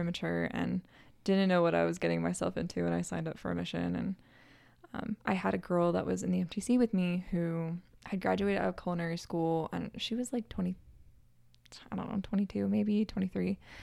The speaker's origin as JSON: {"language": "English", "region": "Northern California", "country": "United States", "said": "I'm from Northern California."}